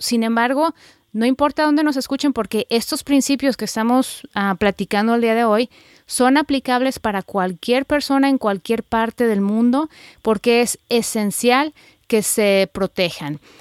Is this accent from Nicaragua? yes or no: no; Guadalajara, Jalisco, Mexico; moved away; las dos somos tapatías